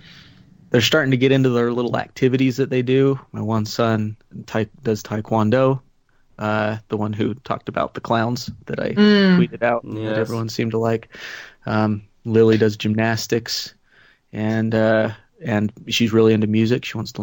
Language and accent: English; Canada; Being grateful for being Canadian.